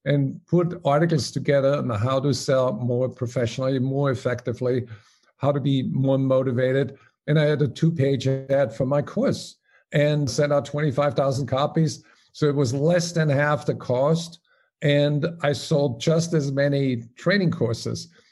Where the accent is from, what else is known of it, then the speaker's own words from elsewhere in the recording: Salzburg, Austria; moved away as an adult; also born or lived in Paris, France; As you may recognize by my name and my accent, I'm originally from Omaha. No, it's Salzburg, Austria.